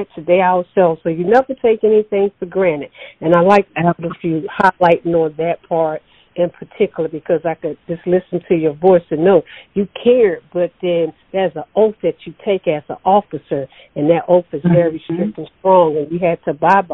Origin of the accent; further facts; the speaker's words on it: Sparta, Georgia, United States; I'm from Hancock County, Sparks, Georgia